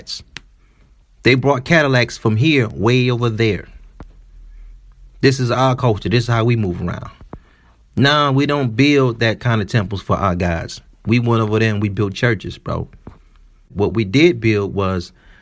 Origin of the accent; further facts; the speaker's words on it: Detroit, Michigan, United States; my hometown, Detroit